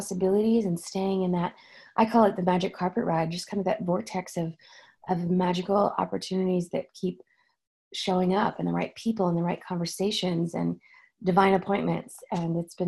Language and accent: English; Oklahoma, United States; moved away; I'm from Oklahoma